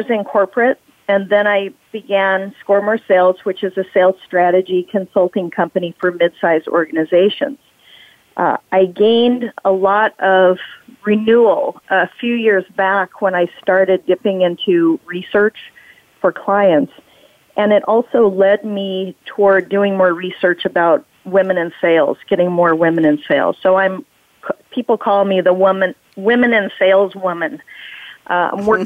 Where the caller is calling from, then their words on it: Portsmouth, New Hampshire, United States; so, Bonnie, I am in lovely Portsmouth, New Hampshire.